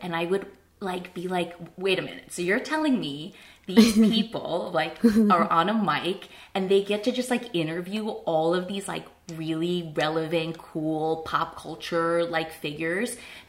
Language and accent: English; New Jersey, United States; I grew up in New Jersey. I'm a kid of retailers.